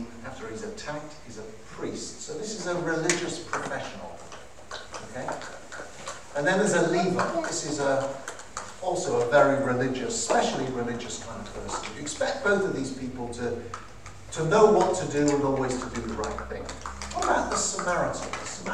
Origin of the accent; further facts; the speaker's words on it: Cardiff, Wales, United Kingdom; I'm from Cardiff